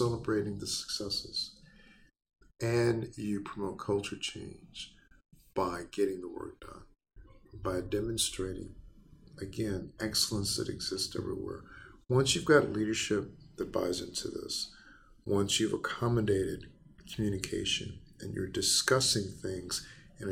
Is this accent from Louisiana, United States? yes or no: yes; Baton Rouge, Louisiana, United States; moved away; in Louisiana, my hometown, Baton Rouge